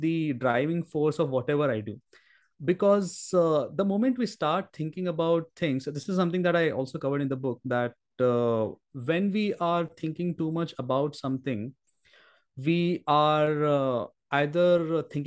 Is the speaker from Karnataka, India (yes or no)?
yes; Belgaum, Karnataka, India; I should do my engineering in Belgaum itself, so that I'm in my hometown